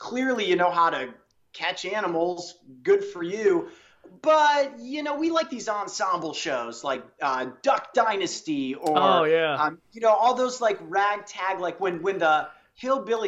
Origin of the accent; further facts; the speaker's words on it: Cleveland, Ohio, United States; I'm from Cleveland